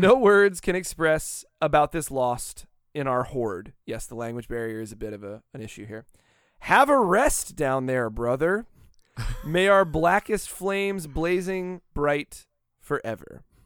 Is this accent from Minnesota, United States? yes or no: no; Daytona Beach, Florida, United States; also born or lived in Van Buren, Maine; I was born in Daytona Beach, Florida, Halifax Hospital